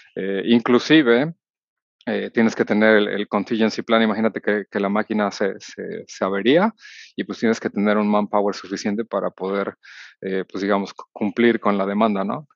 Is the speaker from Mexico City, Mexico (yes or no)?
yes; Mexico City, Mexico; soy originario de la Ciudad de México